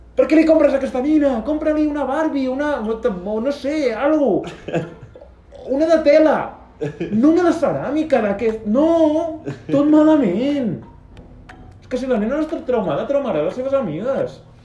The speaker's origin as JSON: {"language": "Catalan", "town": "Lleida", "region": "Catalonia", "country": "Spain", "said": "som de Lleida."}